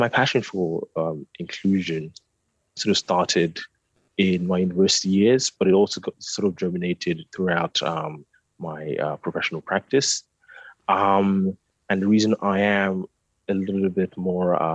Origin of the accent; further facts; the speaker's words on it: London, United Kingdom; also born or lived in Nigeria; I'm a Nigerian architect. I was born in Nigeria, grew up in London. South London